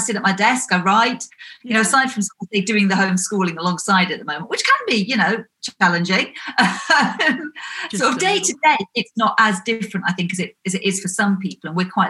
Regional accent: Wiltshire, South West England, United Kingdom; also born or lived in Nottingham; now in East Sussex, United Kingdom; We're in East Sussex in the south of the UK. Originally, I'm from Wiltshire. Then I lived in Nottingham in the Midlands for a long while.

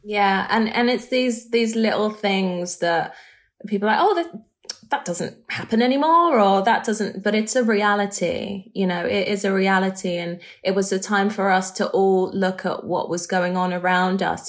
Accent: London, United Kingdom; I grew up in London

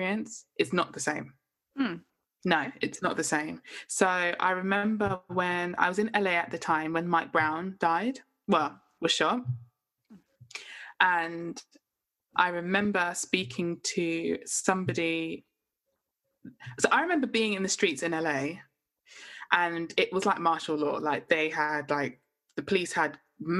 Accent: London, United Kingdom; only been in London all my life, as in lived and grown up in London.

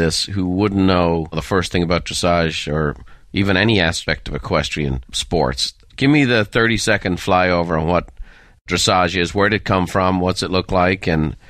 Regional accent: Ireland; And again, growing up in Ireland, you know, we would have all the European channels.

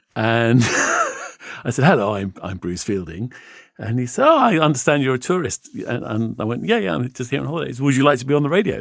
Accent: England, United Kingdom; I'm an English tourist

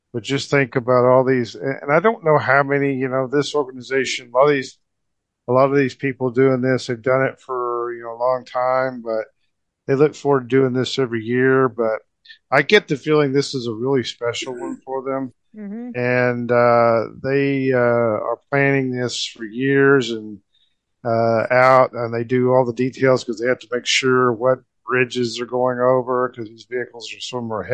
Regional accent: Muskogee, Oklahoma, United States; My hometown community, Muskogee

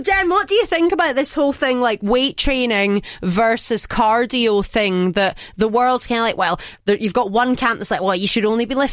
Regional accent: countryside near Glasgow, Scotland, United Kingdom; I'm from the countryside, darling, but I pretend I'm Glaswegian

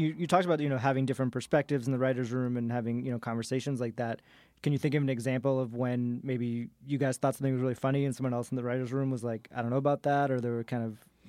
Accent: Boston, Massachusetts, United States; now in New York, United States; I grew up in Boston.

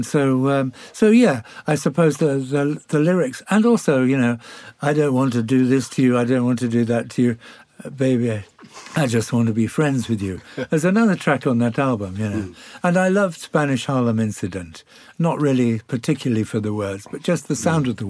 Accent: Birkenhead, North West England, United Kingdom; moved away as an adult; also born or lived in York; I grew up in Birkenhead

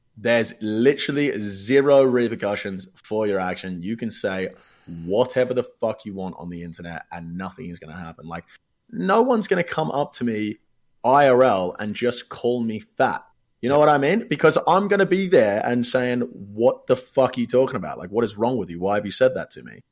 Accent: Australia; accent: Australian; I'm Australian. I can easily tell the difference between my accent

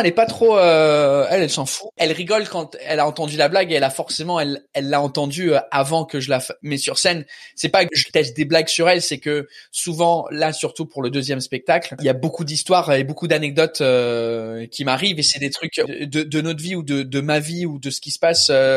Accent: England, United Kingdom; French is a second language; moved away as an adult; also born or lived in Australia / Canada; now in Paris, France; je suis anglais ça fait dix ans que je suis en France

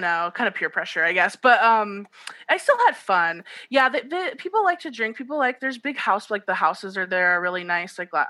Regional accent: United States; I'm just American.

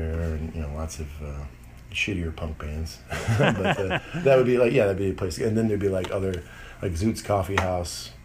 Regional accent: Detroit, Michigan, United States; I'm from Detroit. I've been in Detroit my whole life

